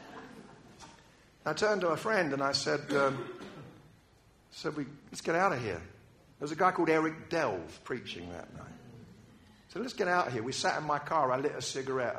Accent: United Kingdom; I'm British

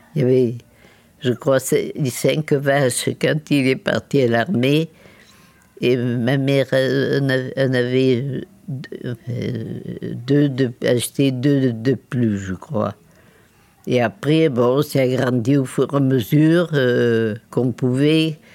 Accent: Châteauponsac, Nouvelle-Aquitaine, France; also born or lived in Limoges; je suis née en 1933 à Limoges. Et après, mes parents sont venus acheter une petite propriété euh, là, dans la commune de château bonsac

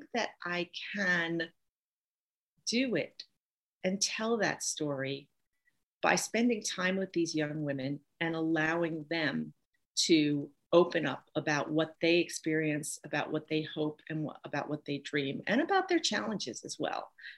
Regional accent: New York City, New York, United States; moved away as an adult; also born or lived in Manhattan / New Hampshire; now in Maine, United States; I grew up in Brooklyn, New York.

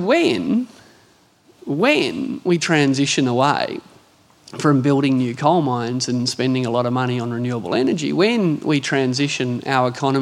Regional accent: Hunter Valley, New South Wales, Australia; I grew up in the Hunter Valley

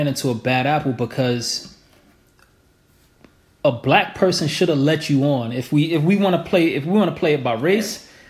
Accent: United States; I'm American.

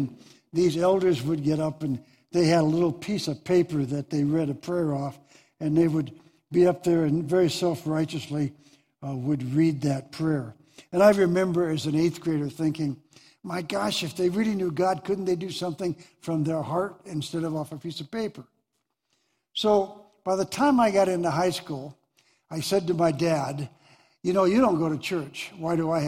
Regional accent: Deer Lodge, Montana, United States; born and raised in Deer Lodge

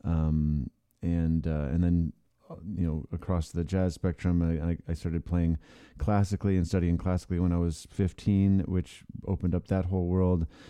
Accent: Ann Arbor, Michigan, United States; moved away; I liked growing up in that town.

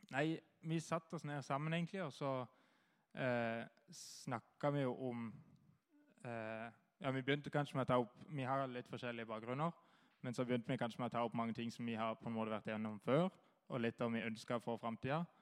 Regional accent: Kristiansand, Agder, Norway; Jeg kommer fra Flekkerøya

